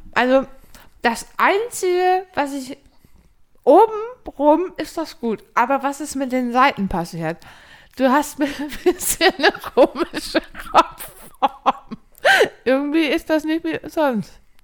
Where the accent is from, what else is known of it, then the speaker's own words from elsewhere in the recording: Kiel, Schleswig-Holstein, Germany; als Kieler